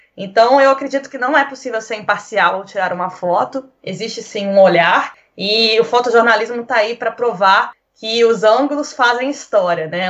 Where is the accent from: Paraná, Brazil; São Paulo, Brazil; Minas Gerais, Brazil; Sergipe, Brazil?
Minas Gerais, Brazil; moved away as an adult; now in Portugal; minha história de vida como mineira